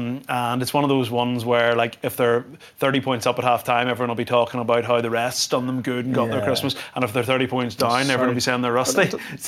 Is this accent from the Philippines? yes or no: no; Ireland; as an Irish rugby fan